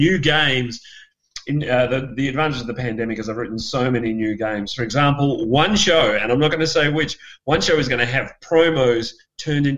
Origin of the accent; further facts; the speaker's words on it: Perth, Western Australia, Australia; Perth, which is my hometown